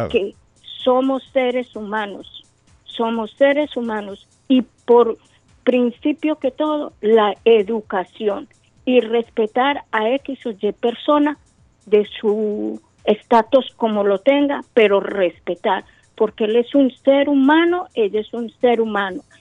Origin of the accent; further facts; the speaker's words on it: Colombia; Pero somos colombianos, a los colombianos nos deben de ayudar para solucionar nuestros problemas que tengamos en el exterior